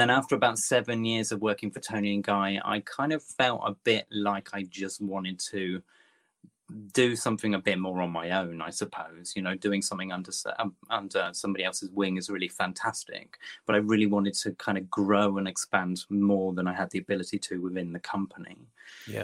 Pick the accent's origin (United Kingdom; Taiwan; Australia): United Kingdom; Topsham, South West England; now in London, United Kingdom; I've been in London 25 years, but I'm originally from Devon. Uh, okay, little, little um, kind of estuary village called Topsham, just outside Exeter